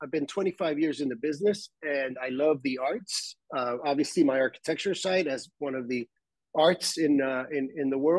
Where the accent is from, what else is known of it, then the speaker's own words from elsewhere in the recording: Tijuana, Baja California, Mexico; born and raised in Tijuana